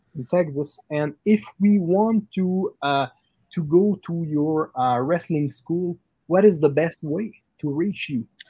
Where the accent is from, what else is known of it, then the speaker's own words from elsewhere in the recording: Quebec City, Quebec, Canada; we are uh, located in Quebec City, Canada